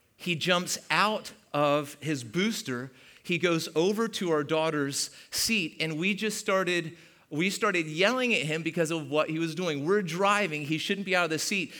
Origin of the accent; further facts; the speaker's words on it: Hanover, Pennsylvania, United States; moved away; I'm from Hanover